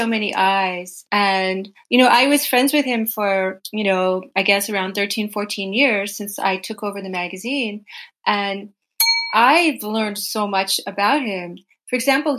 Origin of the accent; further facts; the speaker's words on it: United States; I grew up in the United States